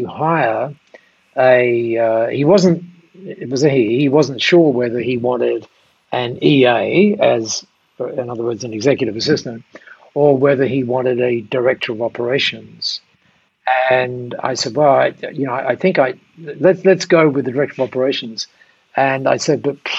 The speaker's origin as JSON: {"language": "English", "town": "Dover", "region": "South East England", "country": "United Kingdom", "tie": "born or raised there", "said": "I was born in Dover, down there. My dad was a miner."}